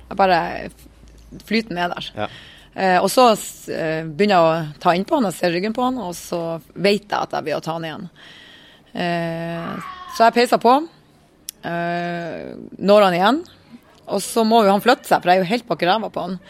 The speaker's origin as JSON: {"language": "Norwegian", "region": "Northern Norway", "country": "Norway", "said": "Vi er tre stykker fra Nord-Norge"}